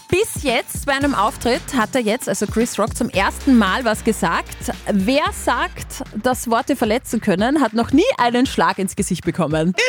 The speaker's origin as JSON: {"language": "German", "country": "Austria", "said": "wir als Österreicher"}